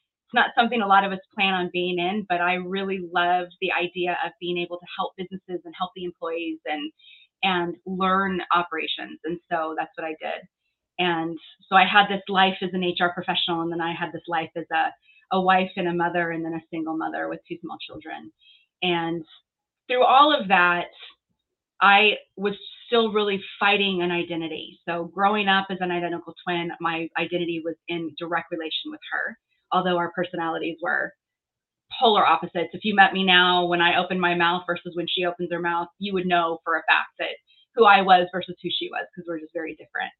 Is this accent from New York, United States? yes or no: no; Southern California, United States; moved away as an adult; also born or lived in Washington, D.C.; now in Texas, United States; I was born and raised in Southern California